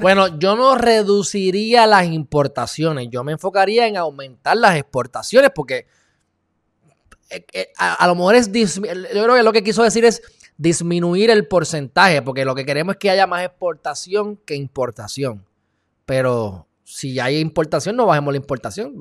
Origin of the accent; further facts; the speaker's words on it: Puerto Rico; por vivir aquí en Puerto Rico por ser de Puerto Rico